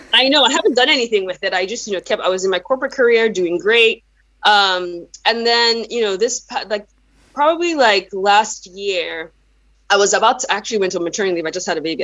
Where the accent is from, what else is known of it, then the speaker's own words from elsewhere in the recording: Nigeria; first language Yoruba; English is a second language; now in United States; I'm originally from Nigeria, even though I've relocated to the United States for a number of years now